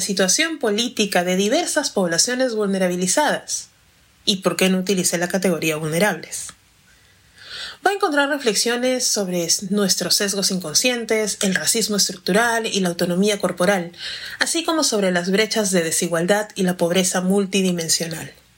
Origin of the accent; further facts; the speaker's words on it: Peru; soy afroperuana